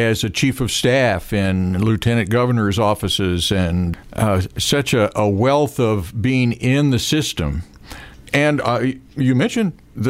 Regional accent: Jefferson City, Missouri, United States; we're both from Jeff City

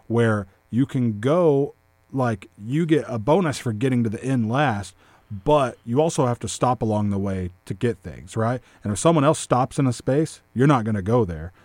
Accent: Hamilton, Texas, United States; I'm from Hamilton

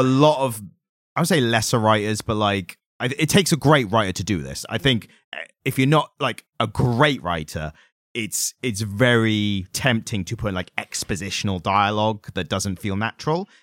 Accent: United Kingdom; we're British

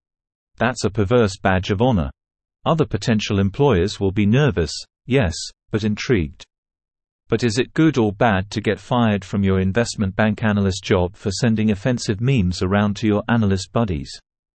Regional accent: Canada; Unfortunately, I am a Canadian and thus forbidden from participating.

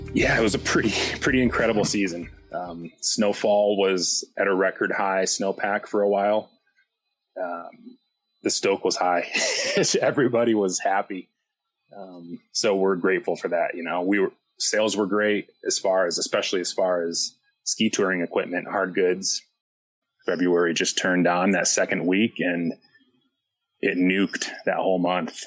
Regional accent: Western New York, United States; moved away as an adult; also born or lived in Pittsburgh, Pennsylvania; now in Breckenridge, United States; I grew up in Western New York on a dairy farm

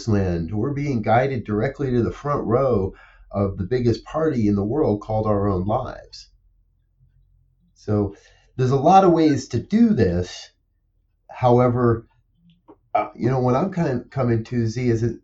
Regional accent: New Jersey, United States; growing up in New Jersey, we'd travel into New York City quite a bit as kids

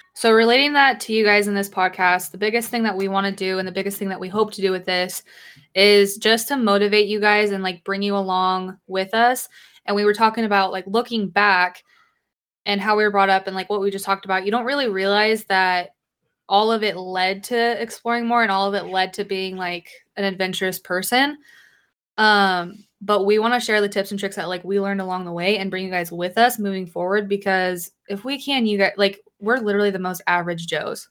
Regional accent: Idaho, United States; I grew up in a little town in Idaho

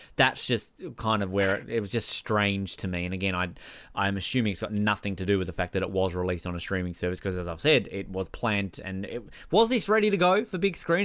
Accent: Australia; as an Australian

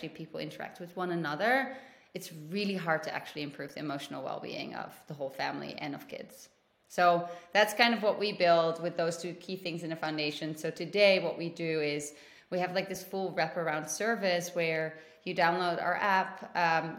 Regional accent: Netherlands; moved away as an adult; also born or lived in London / South America; now in United States; I am originally from the Netherlands and I lived in Europe pretty much my entire life

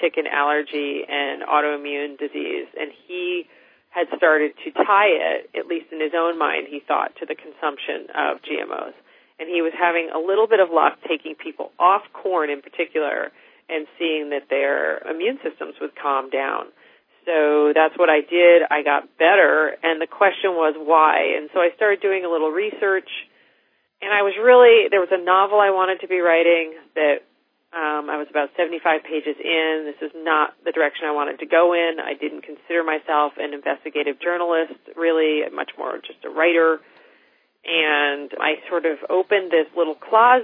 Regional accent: United States; as an American

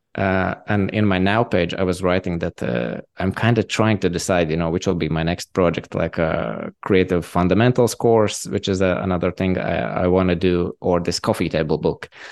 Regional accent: Latvia; I'm from Latvia

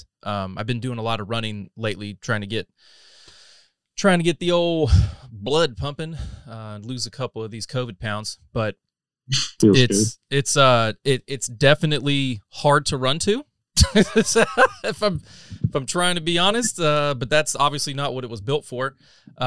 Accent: North Carolina, United States; moved away as an adult; now in Texas, United States; I'm not a native. I've been here for a decade, 11 years. I'm originally from North Carolina, so I'm an East Coast boy

